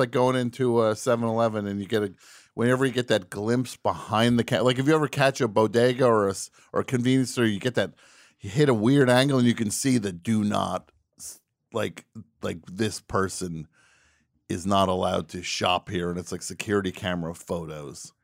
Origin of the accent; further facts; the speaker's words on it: New Jersey, United States; I'm from New Jersey